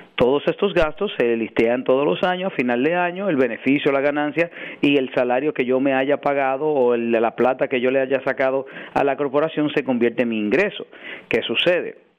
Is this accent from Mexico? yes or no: no; New York, United States; also born or lived in Dominican Republic; me trajeron a mí y a mi hermana de 4 y 3 años de edad en el 89 y ah, he vivido acá toda mi vida. O sea, crecí en Washington Heights, me crié, crecí entre Washington Heights y el Bronx.